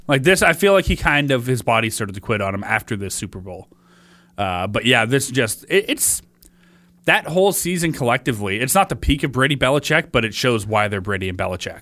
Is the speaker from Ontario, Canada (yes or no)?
yes; Oshawa, Ontario, Canada; now in Peterborough, Canada; I grew up in Oshawa. Now I live in Peterborough